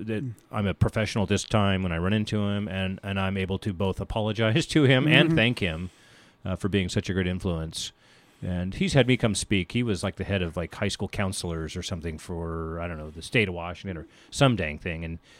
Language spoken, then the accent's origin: English; Germany; born there; also born or lived in Philippines / Mississippi / Oklahoma; I was raised in the military. Okay. We traveled a lot, you know, as I mentioned, I was born in Germany and we lived in the Philippines and other foreign countries like Mississippi and Oklahoma.